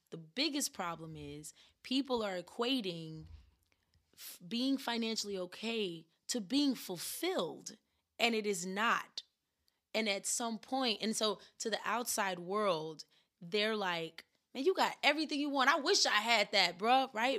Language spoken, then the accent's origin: English; the South, United States; growing up in the South